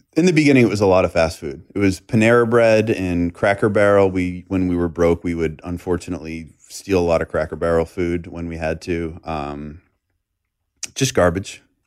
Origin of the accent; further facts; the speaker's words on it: Boston, Massachusetts, United States; moved away as an adult; also born or lived in Los Angeles; now in Nashville, United States; I grew up in the Northeast